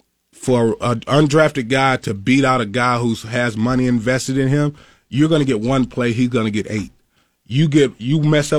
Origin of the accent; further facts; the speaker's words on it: Mississippi, United States; I said, I'm from Mississippi.